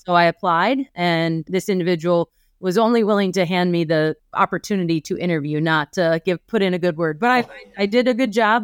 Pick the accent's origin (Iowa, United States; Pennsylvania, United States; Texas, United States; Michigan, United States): Iowa, United States; eastern; moved away as an adult; also born or lived in Kirksville, Missouri / Chicago / Washington, D.C.; I grew up in eastern Iowa